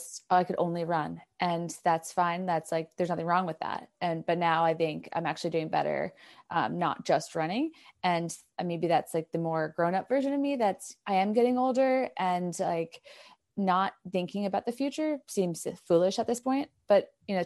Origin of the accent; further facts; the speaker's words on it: New York, United States; Yeah, I'm from New York originally, but now I feel like I'm from everywhere in the US because I just keep moving around.